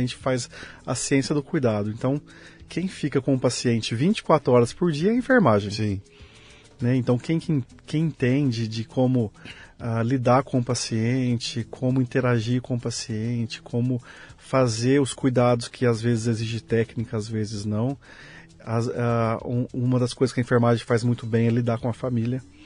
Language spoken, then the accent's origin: Portuguese; Leme, São Paulo, Brazil; moved away as an adult; also born or lived in Uberlândia / Malta; Eu nasci aqui no interior de São Paulo. Eu que sou lugar? lemense, de Leme.